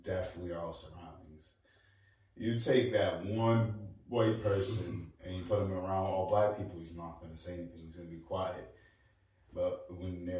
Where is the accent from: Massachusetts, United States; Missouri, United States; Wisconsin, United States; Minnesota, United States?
Massachusetts, United States; New Bedford; we come from New Bedford